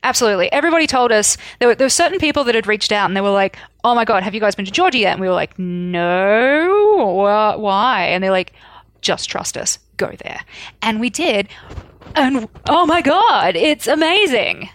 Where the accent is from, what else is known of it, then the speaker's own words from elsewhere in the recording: Australia; I grew up in Australia